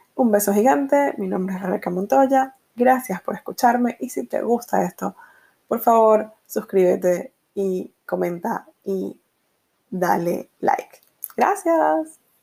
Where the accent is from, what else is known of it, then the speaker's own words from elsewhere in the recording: Venezuela; moved away as an adult; yo eh, nací y crecí en Venezuela